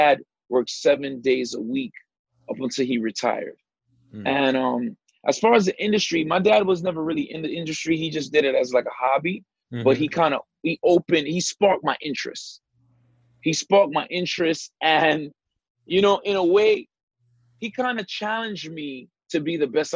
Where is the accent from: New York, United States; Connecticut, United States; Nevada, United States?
New York, United States; New York City; I grew up in the Brownsville section of Brooklyn